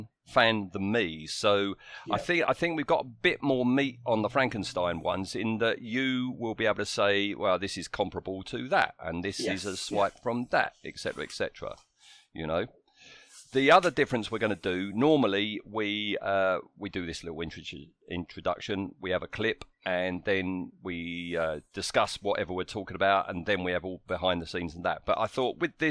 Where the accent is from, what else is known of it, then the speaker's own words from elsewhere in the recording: United Kingdom; we're British